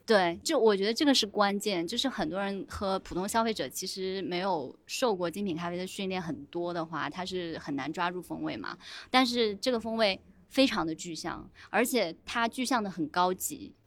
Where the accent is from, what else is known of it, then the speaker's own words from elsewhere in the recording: Taiwan; moved away; also born or lived in Canada / Australia; 我们台湾那边不是有古法红糖嘛